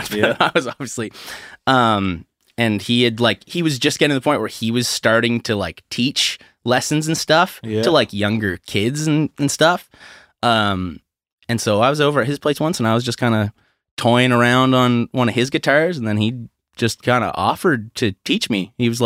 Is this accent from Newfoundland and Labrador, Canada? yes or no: no; St. Stephen, New Brunswick, Canada; St. Stephen, New Brunswick.